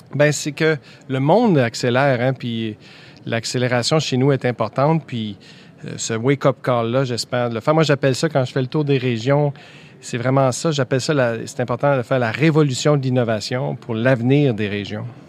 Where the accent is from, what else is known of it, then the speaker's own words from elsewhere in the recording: Quebec, Canada; chez nous au ah, Québec